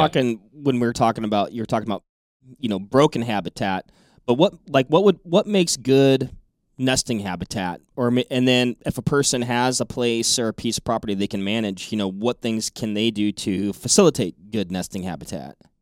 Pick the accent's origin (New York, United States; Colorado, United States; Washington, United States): Washington, United States; I grew up in Washington State